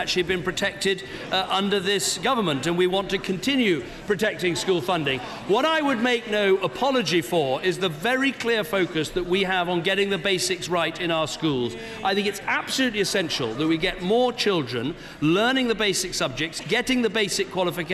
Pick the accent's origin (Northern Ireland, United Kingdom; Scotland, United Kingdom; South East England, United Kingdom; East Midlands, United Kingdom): South East England, United Kingdom; Chipping Norton; my hometown of Chipping Norton